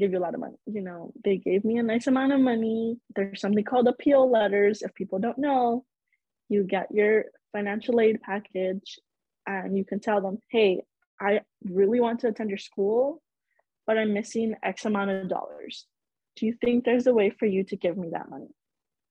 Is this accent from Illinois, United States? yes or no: yes; Chicago, Illinois, United States; I am born and raised in Chicago.